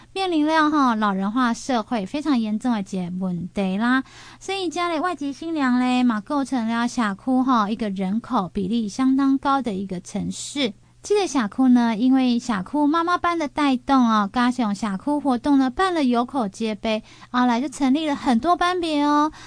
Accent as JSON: {"language": "Chinese", "region": "Changhua County", "country": "Taiwan", "said": "我们是在地哈，咱的中华啦，较了解讲哈，红湾其实是很偏远，而且很偏僻，很农村，而且是物资很匮乏的一个乡村"}